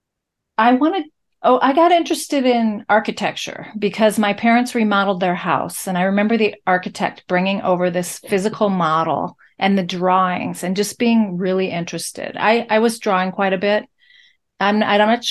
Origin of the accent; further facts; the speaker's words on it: College Station, Texas, United States; I grew up in Bryan, College Station, Texas, where Texas A&M University is.